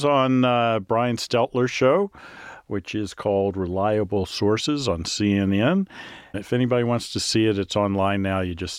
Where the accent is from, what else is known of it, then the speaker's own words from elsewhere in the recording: the South, United States; You know, I grew up in the South.